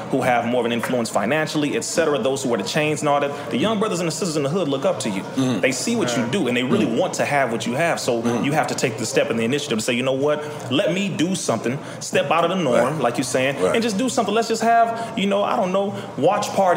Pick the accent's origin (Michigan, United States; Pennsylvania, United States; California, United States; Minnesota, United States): California, United States; Compton; born and raised in Compton, California, in Richland Farms, Compton, California